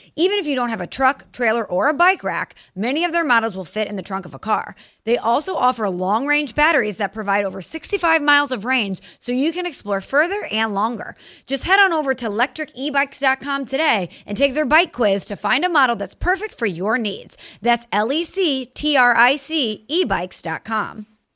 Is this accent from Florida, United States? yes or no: no; St. Louis, Missouri, United States; moved away; I'm from Saint Louis